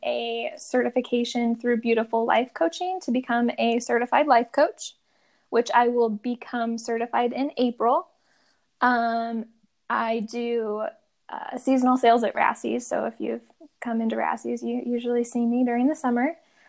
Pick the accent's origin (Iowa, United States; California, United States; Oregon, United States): Iowa, United States; Madrid; moved away as an adult; now in Urbandale, United States; I'm from Madrid, just 30 miles ish north of Des Moines.